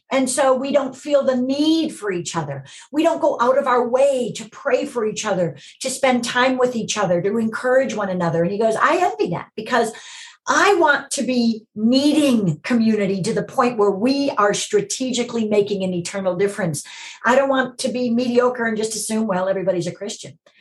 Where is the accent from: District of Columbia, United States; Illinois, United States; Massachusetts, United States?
Illinois, United States; Chicago; moved away as an adult; now in Los Angeles, United States; I grew up in Chicago in a home where we went to church